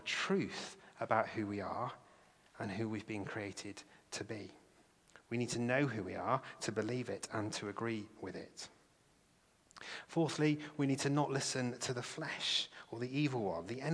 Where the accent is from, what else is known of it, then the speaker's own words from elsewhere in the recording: England, United Kingdom; English people.